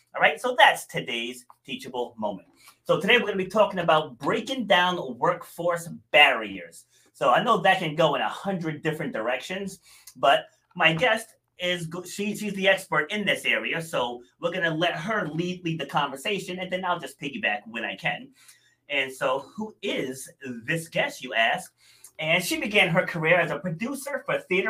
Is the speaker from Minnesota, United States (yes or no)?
no; Rhode Island, United States; also born or lived in New York City; I was born in New York City, but I spent I think we moved to Rhode Island when I was 2.5, I want to say. So I'm definitely from Rhode Island